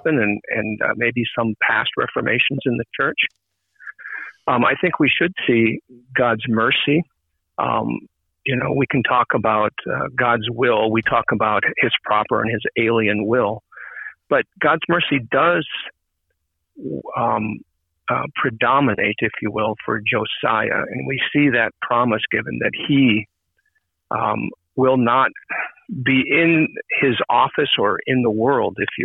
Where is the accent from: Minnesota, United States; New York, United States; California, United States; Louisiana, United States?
Minnesota, United States; now in Maine, United States; I'm originally from Minnesota, yes. And I grew up initially in an ALC congregation